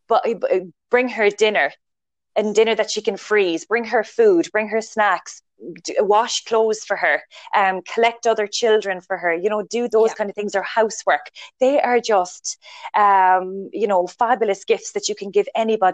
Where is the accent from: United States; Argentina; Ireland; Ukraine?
Ireland; we're Irish